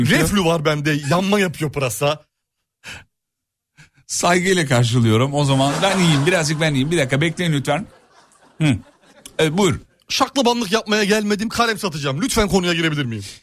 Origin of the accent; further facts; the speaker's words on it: Istanbul, Turkey; E, ama değilim İstanbulluyum. Direkt İstanbulluyum deseydim yolum ne kadar...